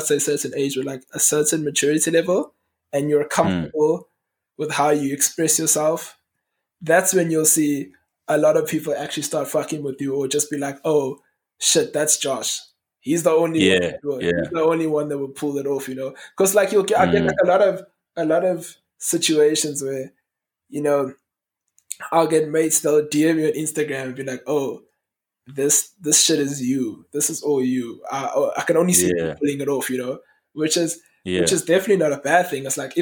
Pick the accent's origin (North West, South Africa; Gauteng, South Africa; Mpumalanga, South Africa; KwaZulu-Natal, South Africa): KwaZulu-Natal, South Africa; Durban; I grew up in Green Park in Durban